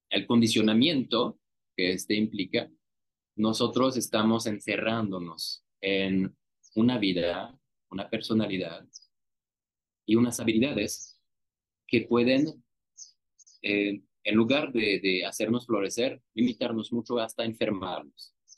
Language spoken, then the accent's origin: Spanish; France; now in Mexico; Yo, yo nací en Francia